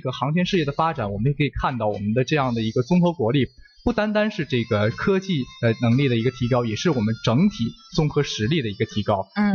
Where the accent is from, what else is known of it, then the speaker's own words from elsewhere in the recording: China; 我们中国人成功完成了这个太空任务